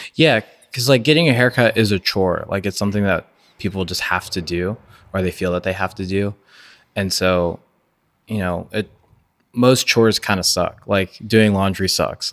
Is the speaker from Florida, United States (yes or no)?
yes; Orlando, Florida, United States; I grew up in East Orlando